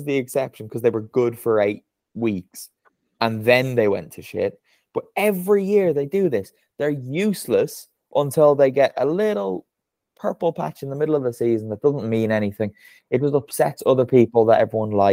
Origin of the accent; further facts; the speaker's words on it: Ireland; that is said as an Irishman